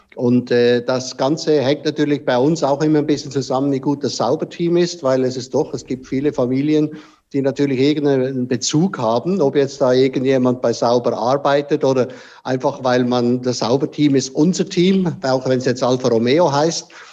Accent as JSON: {"language": "German", "country": "Switzerland", "said": "bei uns in der Schweiz"}